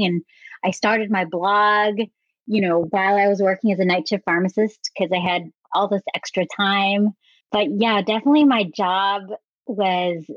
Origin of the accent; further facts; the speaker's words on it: San Francisco Bay Area, California, United States; growing up in the San Francisco Bay Area